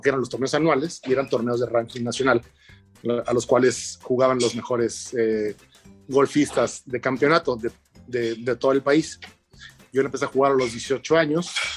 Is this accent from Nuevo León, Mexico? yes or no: yes; Monterrey, Nuevo León, Mexico; Yo nací allá, en Monterrey